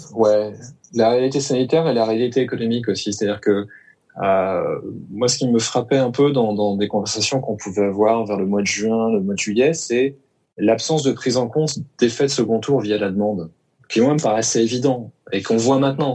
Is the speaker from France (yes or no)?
yes; Lorient, Brittany, France; je suis né à Lorient